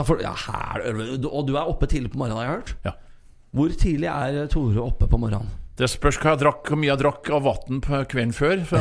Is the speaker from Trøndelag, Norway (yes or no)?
yes; Trondheim, Trøndelag, Norway; Nå er jeg fra Trondheim